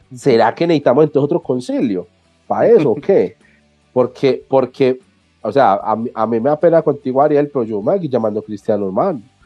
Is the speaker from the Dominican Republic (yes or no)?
no; Colombia; aquí en Colombia